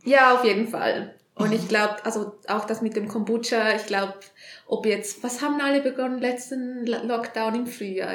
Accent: Vaduz, Liechtenstein; moved away as an adult; also born or lived in Switzerland / Canada / Australia / Nice; Ich in Vaduz aufgewachsen, hier auch die ersten 19 Jahre gewohnt und seit dann aber eigentlich in der Schweiz.

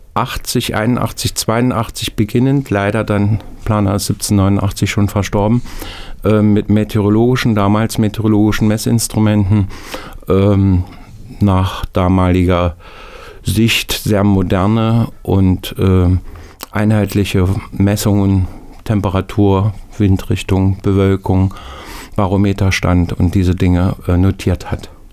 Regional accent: Nordhausen, Thuringia, Germany; Nordhausen, meine Heimatstadt

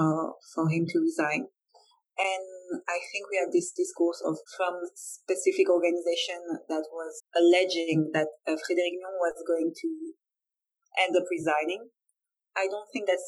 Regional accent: France; I'm French.

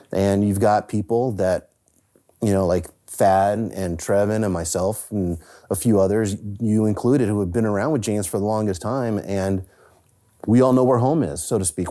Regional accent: San Francisco, California, United States; I grew up in the Bay Area in San Francisco

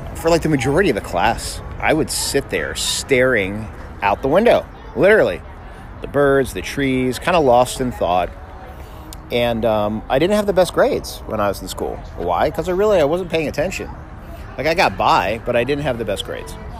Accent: South Florida, United States; I grew up in South Florida

